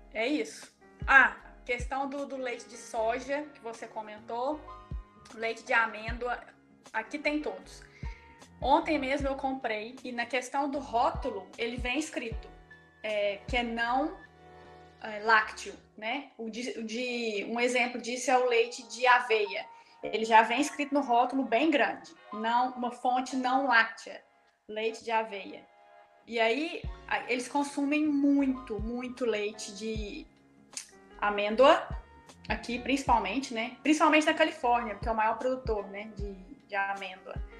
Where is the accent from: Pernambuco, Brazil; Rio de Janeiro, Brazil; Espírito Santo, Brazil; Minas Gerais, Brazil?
Minas Gerais, Brazil; Lagoa da Prata; moved away; eu sou de Lagoa da Prata e nós temos a Embaré